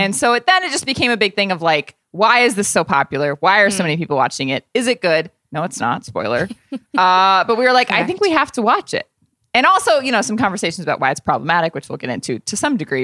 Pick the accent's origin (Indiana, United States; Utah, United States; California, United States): Indiana, United States; I'm a Hoosier. I'm from Indiana